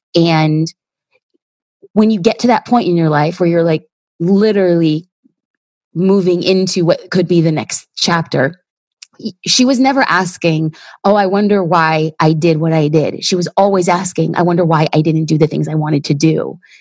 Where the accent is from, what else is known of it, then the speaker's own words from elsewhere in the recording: Los Angeles, California, United States; I'm an LA girl